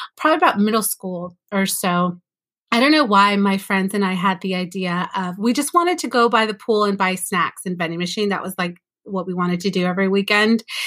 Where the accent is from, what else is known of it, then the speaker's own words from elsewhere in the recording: California, United States; also born or lived in Mexico City, Mexico; I was born in California